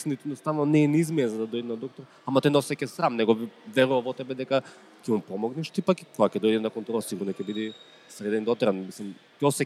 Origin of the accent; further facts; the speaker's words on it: North Macedonia; кај нас во Македонија